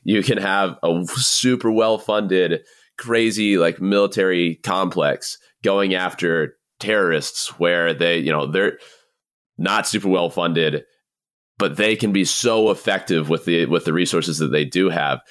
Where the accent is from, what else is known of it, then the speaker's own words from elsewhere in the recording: Southeast, United States; moved away; I'm originally from the Southeast